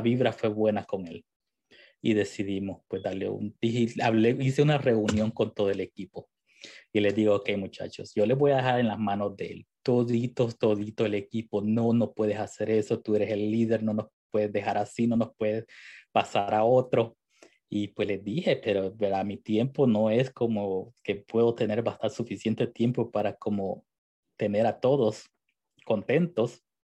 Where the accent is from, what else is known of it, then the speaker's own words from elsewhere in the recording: El Salvador; yo soy del Salvador